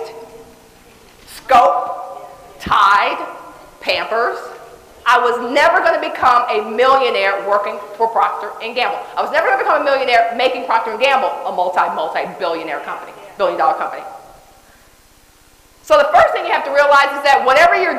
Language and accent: English; Dallas, Texas, United States; I was born in Dallas Projects. I didn't live there, so I don't have a real, you know, big memory of what it was like to be there, but I heard it was fun. I heard it was great. Right, close knits, I mean, everybody's around, all that great stuff. We moved to a place called Oak Cliff when I was 3 years old.